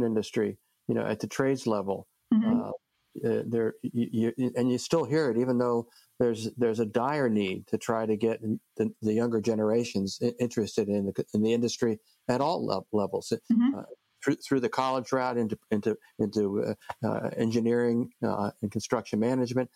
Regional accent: New Jersey, United States; I'm from New Jersey

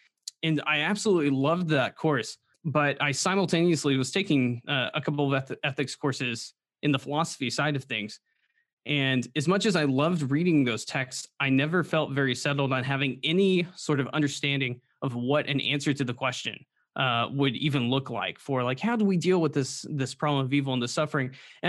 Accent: the Bible Belt, United States; Well, and I grew up in the Bible Belt too.

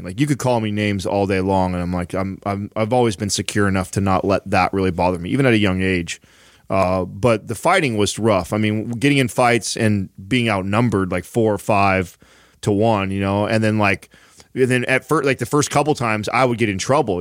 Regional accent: San Jose, California, United States; also born or lived in Woodland Park, Colorado; I've grown up in areas uh, like San Jose. I was born in San Jose

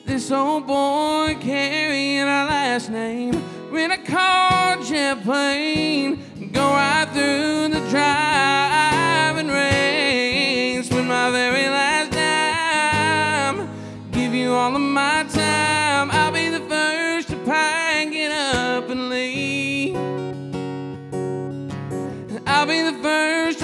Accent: Royal, Arkansas, United States; moved away as an adult; now in Nashville, United States; my hometown, Royal, Arkansas, nobody ever leaves there

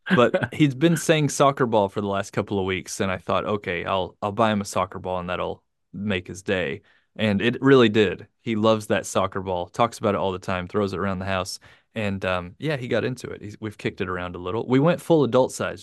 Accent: United States; now in Japan; the United States, my home country

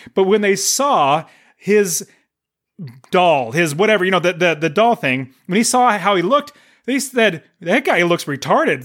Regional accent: United States; We were from America

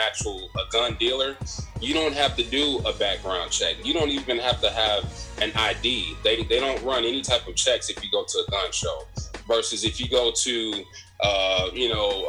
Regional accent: Chicago, Illinois, United States; now in Ohio, United States; I'm from Chicago, but living here in Ohio now

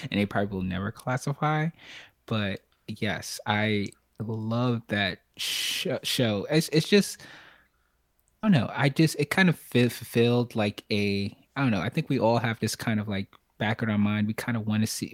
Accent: New York City, New York, United States; now in Charlotte, United States; from from Brooklyn, but now in Charlotte, North Carolina

